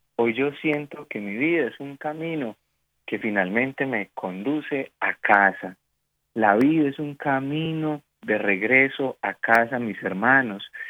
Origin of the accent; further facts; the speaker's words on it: Colombia; como decimos aquí en mi país